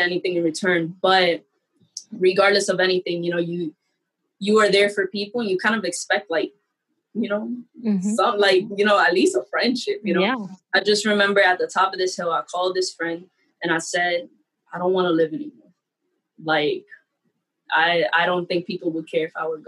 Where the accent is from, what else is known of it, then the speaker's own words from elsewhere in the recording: New York City, New York, United States; I'm from the Bronx. And so my college was upstate New York